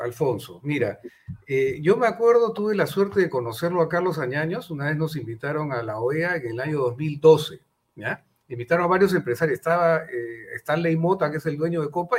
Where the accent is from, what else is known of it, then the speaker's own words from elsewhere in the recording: Peru; como empresarios eh, y como peruanos sobre todo, principalmente como peruanos